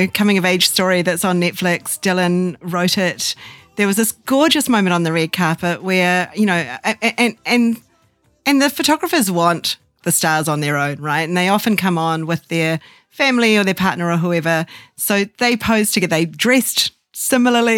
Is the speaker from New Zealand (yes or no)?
yes; Auckland, New Zealand; moved away; as a New Zealander